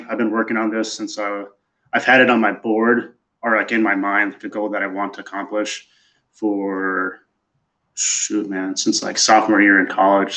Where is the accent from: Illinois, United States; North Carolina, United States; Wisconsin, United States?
Wisconsin, United States; moved away as an adult; also born or lived in Oklahoma / West Point, New York / Missouri / Seattle, Washington; now in Chicago, United States; I was born in Oklahoma. Then I went to the middle of nowhere, Wisconsin, where I fought cows and raised sheep